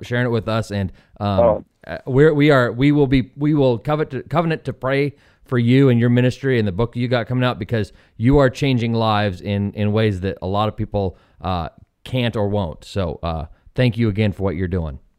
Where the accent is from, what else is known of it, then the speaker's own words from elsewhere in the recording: Eastern Washington State, United States; I'm from Lily White, Eastern Washington State